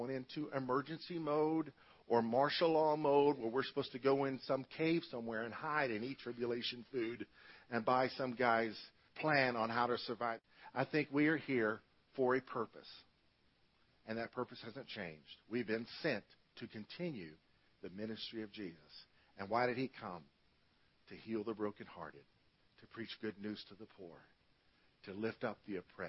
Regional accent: United States; as American Christians

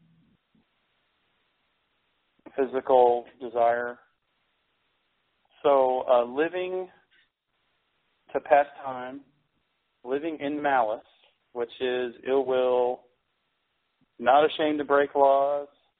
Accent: United States; I'm American

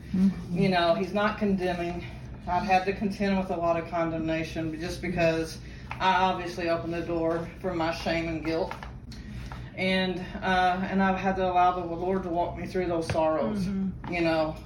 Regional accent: Fort Worth, Texas, United States; I'm from Fort Worth.

